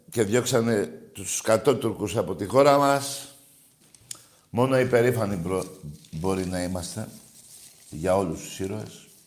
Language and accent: Greek; Greece; Εγώ δεν φοβάμαι. Είμαι Έλληνας, έτσι. Πατρίδα, θρησκεία και οικογένεια.